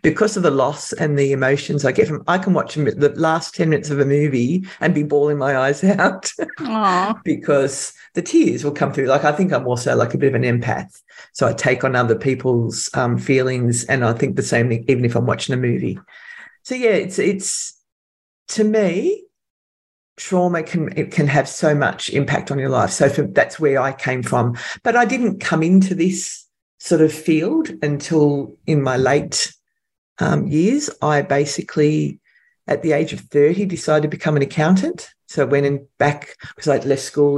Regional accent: Sydney, New South Wales, Australia; I'm from Sydney, Australia

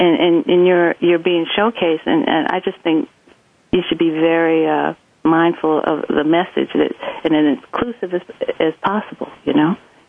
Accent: Columbus, Ohio, United States; Because I grew up outside of Columbus, Ohio, and they say standard American English is spoken in Dayton, Ohio, which is about 50 miles southwest of where I grew up.

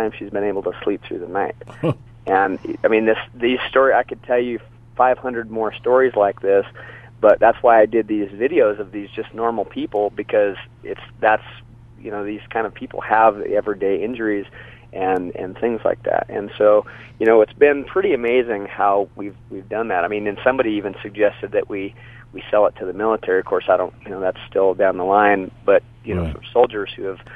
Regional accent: Wyoming, United States; also born or lived in Austin, Texas; I grew up in Wyoming

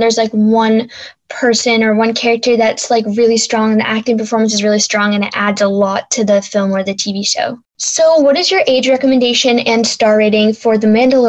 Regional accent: Boston, Massachusetts, United States

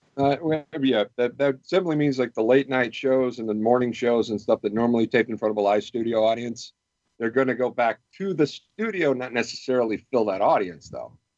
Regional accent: Michigan, United States; in Michigan, you know, in my home state.

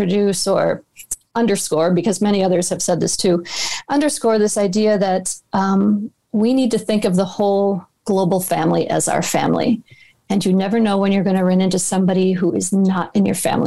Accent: Minneapolis, Minnesota, United States; my hometown of Minneapolis

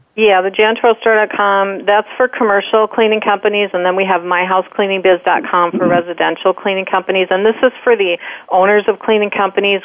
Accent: Wisconsin, United States; now in Minnesota, United States; We're from Wisconsin, and we now live in Minnesota.

